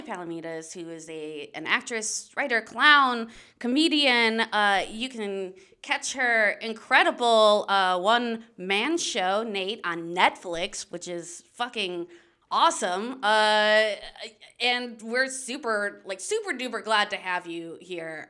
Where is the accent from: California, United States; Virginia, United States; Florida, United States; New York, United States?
Florida, United States; Daytona Beach; moved away as an adult; also born or lived in Michigan / Orlando; I identify as a Floridian. Uh, we moved there when I was twelve